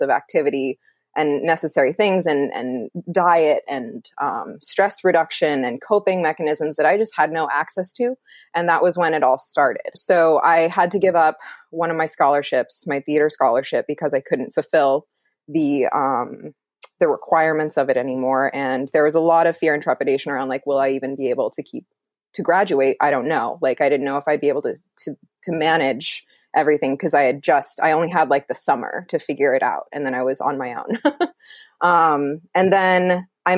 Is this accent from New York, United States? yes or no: no; Iowa, United States; I grew up in Iowa, rural